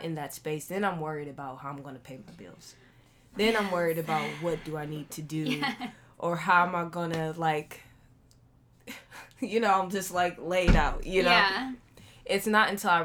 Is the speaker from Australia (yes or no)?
no; Akron, Ohio, United States; that part of me that comes from Akron, Ohio